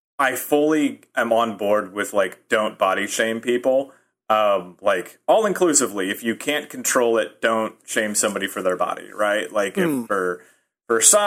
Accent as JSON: {"language": "English", "region": "Nebraska", "country": "United States", "moved": "yes", "lives_now": "Chicago, United States", "said": "I'm from Nebraska."}